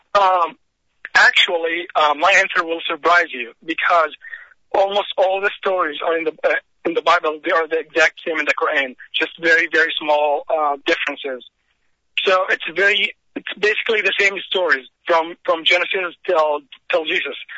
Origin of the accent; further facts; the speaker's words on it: Egypt; moved away as an adult; now in United States; I came from Egypt to U.S.